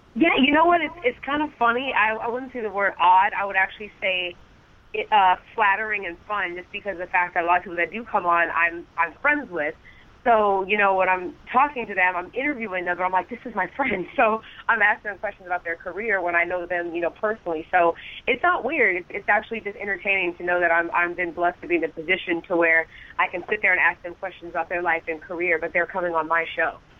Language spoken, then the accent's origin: English; Los Angeles, California, United States; I'm born and raised in Los Angeles